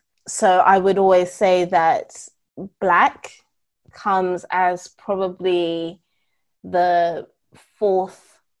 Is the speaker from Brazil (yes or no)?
no; United Kingdom; I will proudly, in some ways, say that I am a British citizen, because it is the majority of the culture that I've lived in for the majority of my life.